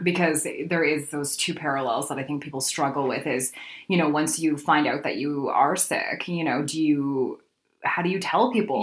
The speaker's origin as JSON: {"language": "English", "region": "Alberta", "country": "Canada", "also_born_or_lived": "Manitoba", "moved": "as an adult", "lives_now": "Winnipeg, Canada", "said": "I'm originally from Alberta, where I spent most of my career in radio"}